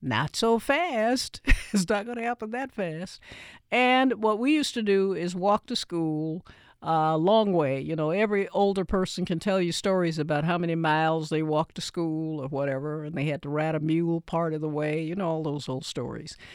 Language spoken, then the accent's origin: English; Nashville, Tennessee, United States; when I grew up in Nashville